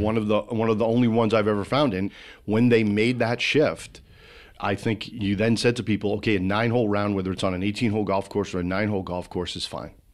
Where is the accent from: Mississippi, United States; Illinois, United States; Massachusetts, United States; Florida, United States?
Massachusetts, United States; central; I grew up in central Massachusetts on the Connecticut border